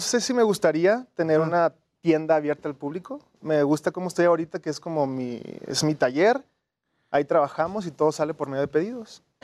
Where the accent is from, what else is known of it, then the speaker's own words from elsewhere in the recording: Tijuana, Baja California, Mexico; moved away as an adult; now in Mexico City, Mexico; Soy de Tijuana originalmente.